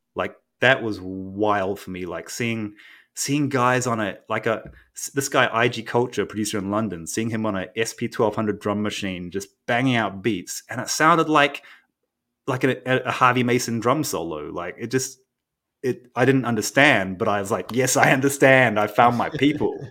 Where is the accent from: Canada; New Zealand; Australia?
New Zealand; also born or lived in Japan; now in United States; I grew up in New Zealand and partly between Japan and New Zealand, but mostly in New Zealand